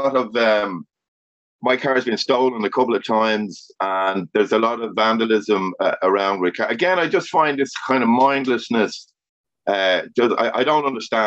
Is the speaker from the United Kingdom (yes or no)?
no; Dublin, Leinster, Ireland; my hometown, my area, was getting smaller and smaller